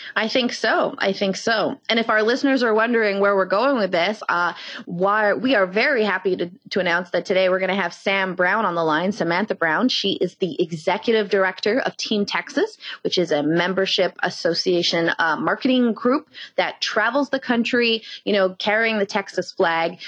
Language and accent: English; Canada; we're Canadian